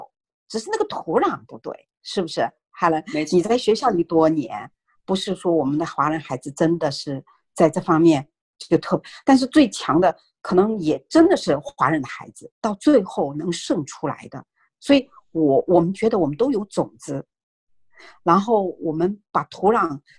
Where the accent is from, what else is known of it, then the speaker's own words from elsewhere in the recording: China; now in North America; 因为我们是从中国移民过来的家庭，然后我们的孩子也是从中国的学校啊转到这边来。